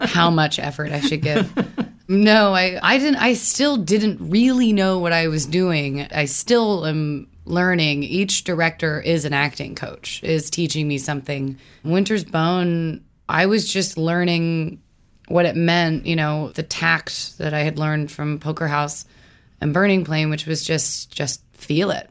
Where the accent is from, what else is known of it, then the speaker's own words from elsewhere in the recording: Louisville, Kentucky, United States; moved away; growing up in Louisville